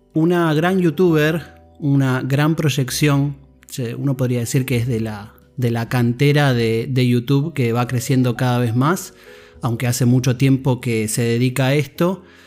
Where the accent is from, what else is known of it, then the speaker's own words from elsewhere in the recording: Argentina; accent: Argentine; mi acento argentino